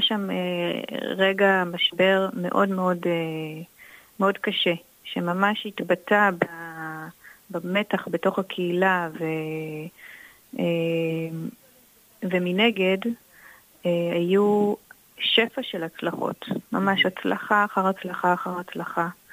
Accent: Jordan Valley, Northern District, Israel; moved away as an adult; also born or lived in Haifa; אני גדלתי בעמק הירדן, שהוא מקום מאוד מאוד נקי ופסטורלי

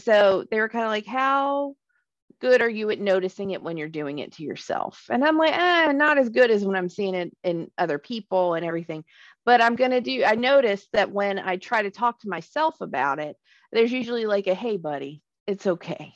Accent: Alabama, United States; moved away; growing up in Alabama

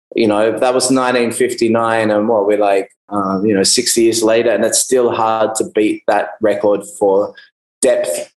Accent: Melbourne, Victoria, Australia; moved away as an adult; also born or lived in United Kingdom; now in Byron Bay, Australia; I grew up in Melbourne in Australia

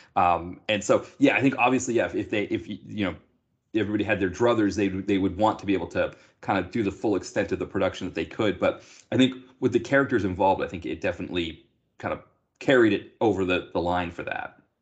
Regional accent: United States; as an American

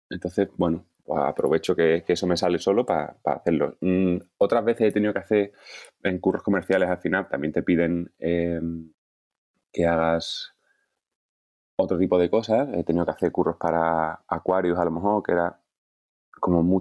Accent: Cádiz, Andalusia, Spain; moved away as an adult; now in Madrid, Spain; nací en Cádiz. Eh, hemos vivido mi familia en muchos sitios Em, pero, y luego volví a Cádiz ya con, como con 13 o así. Y hasta los 35, o que me vine a Madrid, 34, 35.

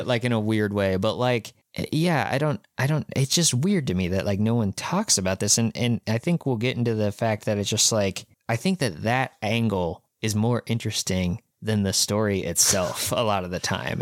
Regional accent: Kansas, United States; We are from Kansas

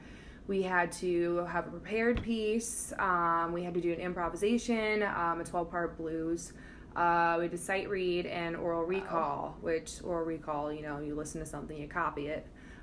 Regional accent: Denver, Colorado, United States; moved away; also born or lived in Boston; I'm originally from Denver, Colorado.

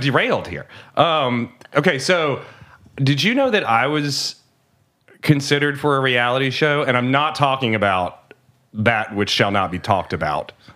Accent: United States; I'm an American. I'm not French.

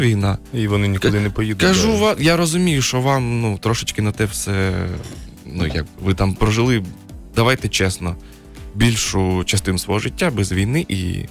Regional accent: Kharkiv, Kharkiv Oblast, Ukraine; moved away; also born or lived in China; я харків'янин, повертаюсь до Харкова

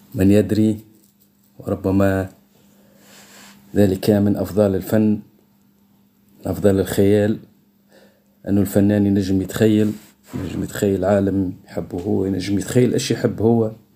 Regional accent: Tunisia; accent: Tunisian; لهجتنا في تونس مخلطة بين العربي بين الدرجة وبين الفرنسي

